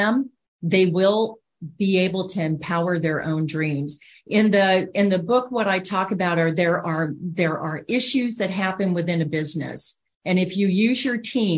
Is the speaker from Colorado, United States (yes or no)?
no; Iowa, United States; moved away as an adult; also born or lived in Hong Kong; being from Iowa, right? I'm from the Midwest